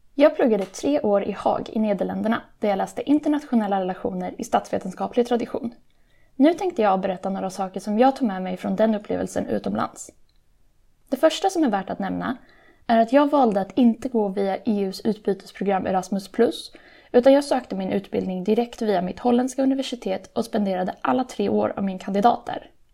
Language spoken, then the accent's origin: Swedish; Sweden; moved away as an adult; also born or lived in Netherlands; jag fick välja om jag ville lägga min röst i Europaparlamentsvalet som holländare eller som svensk